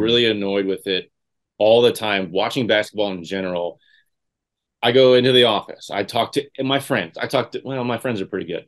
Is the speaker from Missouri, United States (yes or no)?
no; Indiana, United States; growing up in Indiana